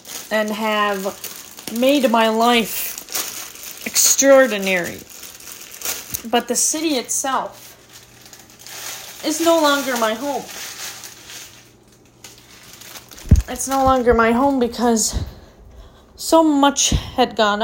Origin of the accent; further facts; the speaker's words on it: Minnesota, United States; moved away as an adult; now in Arizona, United States; when I was growing up in Minnesota